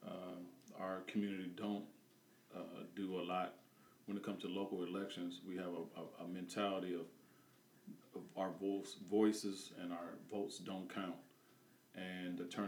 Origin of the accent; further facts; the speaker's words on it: Peoria, Illinois, United States; Grew up here, born and raised on Butler Street in Western.